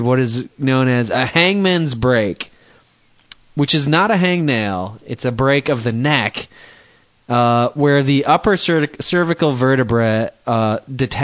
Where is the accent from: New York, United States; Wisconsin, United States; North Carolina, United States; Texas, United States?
Texas, United States; I'm from Texas